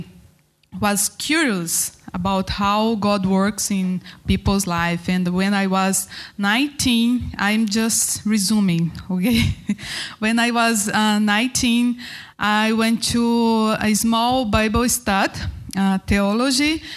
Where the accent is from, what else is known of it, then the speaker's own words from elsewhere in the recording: Goiânia, Goiás, Brazil; English is a second language; moved away as an adult; also born or lived in north of Brazil / Mozambique; I start in my hometown, Goiânia, in Brazil.